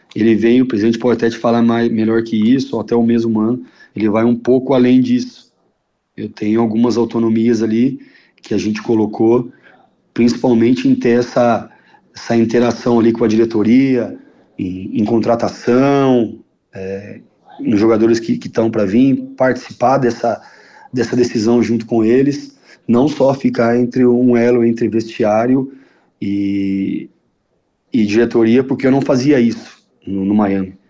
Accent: São Paulo, Brazil; now in Porto Alegre, Brazil; eu sou paulistano, e é, de, é raro, né? Nascer, nascido na capital

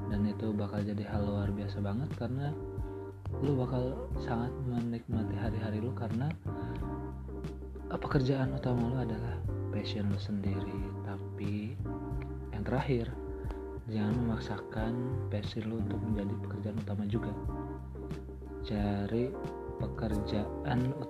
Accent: Majalengka, West Java, Indonesia; gue orang Sunda asli dari Majalengka tapi sekarang kerja di Karawang

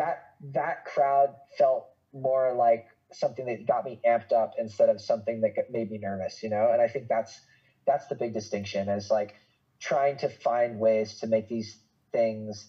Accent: Boston, Massachusetts, United States; I grew up in Greater Boston, like my family is from there. I went to school there

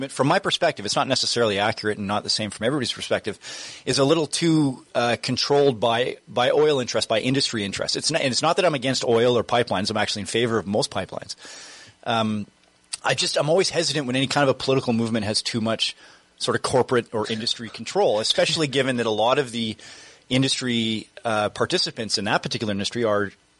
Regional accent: Terrace, British Columbia, Canada; now in Prince George, Canada; I'm from Terrace originally. My family's from Terrace where, you know, it's like I come from like logging stock, right?

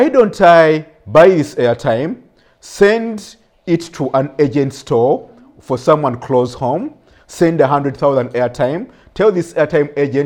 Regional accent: Masaka, Central Region, Uganda; also born or lived in Brussels, Belgium; I was born in Masaka.

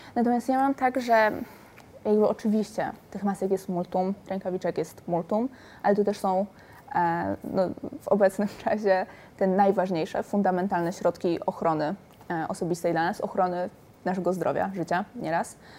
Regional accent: Silesian Voivodeship, Poland; moved away; moje miasto rodzinne, wychowywałam się na Górnym Śląsku

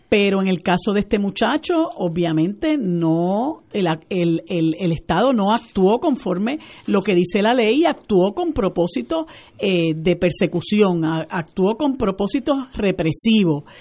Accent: Puerto Rico; also born or lived in United States; nosotros como puertorriqueños

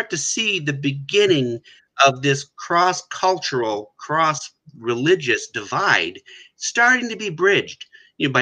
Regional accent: United States; where I grew up in the States

